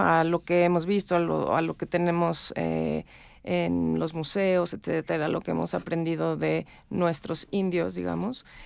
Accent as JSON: {"language": "Spanish", "country": "Mexico", "said": "yo soy mexicana, me siento mexicana"}